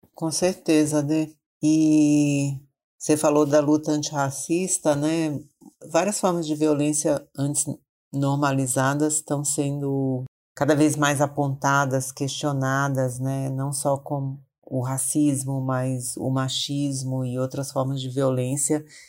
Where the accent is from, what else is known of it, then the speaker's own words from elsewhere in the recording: Maranhão, Brazil; now in São Paulo, Brazil; sou do Maranhão, mas moro em São Paulo há muitos anos